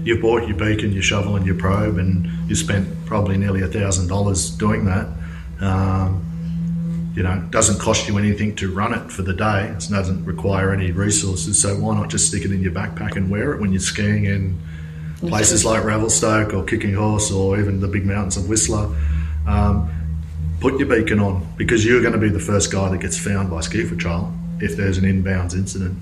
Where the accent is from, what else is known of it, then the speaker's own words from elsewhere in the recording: Australia; we're Australian, you know, we're tough Aussies